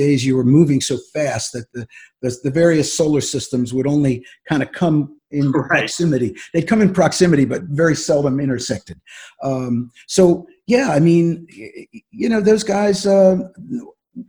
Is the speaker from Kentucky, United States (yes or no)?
no; Philadelphia, Pennsylvania, United States; I growing up in Philadelphia in the 60s